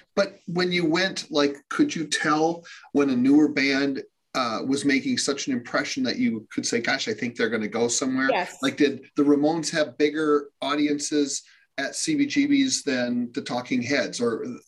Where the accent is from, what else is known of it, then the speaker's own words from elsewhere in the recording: Minneapolis, Minnesota, United States; growing up in Minneapolis